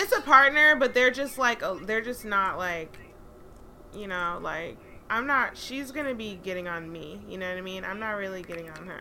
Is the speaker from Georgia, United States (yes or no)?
yes; Atlanta, Georgia, United States; now in Los Angeles, United States; I'm from Atlanta